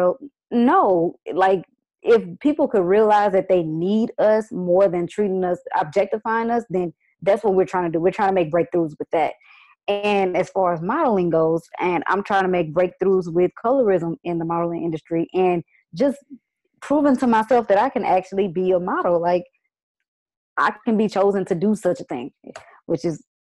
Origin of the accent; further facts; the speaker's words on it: Houston, Texas, United States; I was born and raised in Houston, Texas, Fifth Ward area to be exact